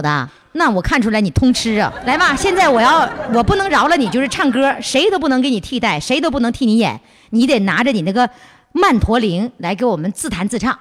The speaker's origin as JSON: {"language": "Chinese", "region": "Northeast China", "country": "China", "also_born_or_lived": "Sanya", "said": "我们东北人"}